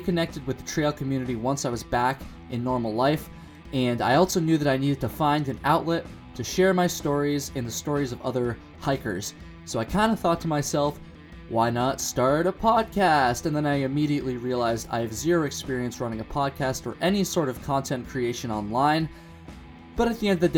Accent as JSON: {"language": "English", "town": "Burlington", "region": "Vermont", "country": "United States", "tie": "born or raised there", "said": "When I was 16 years old, growing up in the Burlington, Vermont area"}